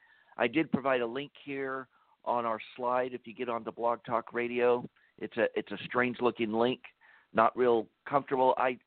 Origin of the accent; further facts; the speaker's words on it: Texas, United States; I'm from Texas